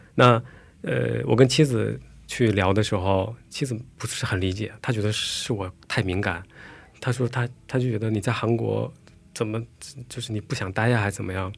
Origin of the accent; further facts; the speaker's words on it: China; moved away as an adult; now in South Korea; 我说中国朝鲜族